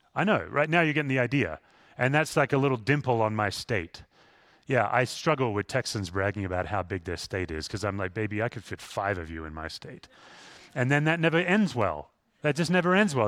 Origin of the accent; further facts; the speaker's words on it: Perth, Western Australia, Australia; moved away; Where I grew up in Western Australia, it's the most isolated city in the world.